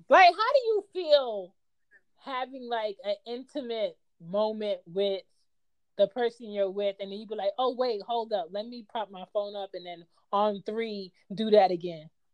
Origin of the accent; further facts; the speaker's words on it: United States; I wasn't like born and raised in Jamaica and I was American